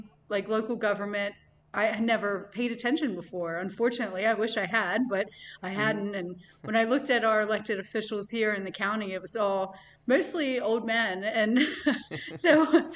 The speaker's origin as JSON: {"language": "English", "town": "Hagerstown", "region": "Maryland", "country": "United States", "tie": "born or raised there", "said": "I was born and raised here in Hagerstown, graduated from South High in 2004"}